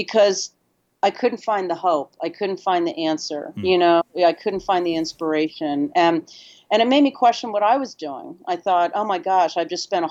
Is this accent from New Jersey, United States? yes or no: no; California, United States; also born or lived in Nepal; now in New York City, United States; I'm from California